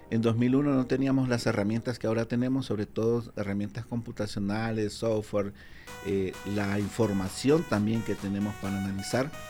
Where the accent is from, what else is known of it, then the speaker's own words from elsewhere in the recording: Nicaragua; Ok, en realidad yo soy nicaragüense. Eh, estudié mi carrera base, que es Ingeniería y Geología en Nicaragua